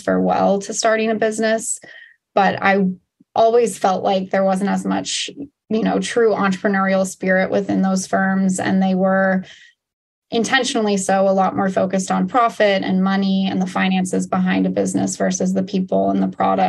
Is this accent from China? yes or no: no; Portland, Oregon, United States; moved away as an adult; also born or lived in Washington, D.C.; I grew up in Portland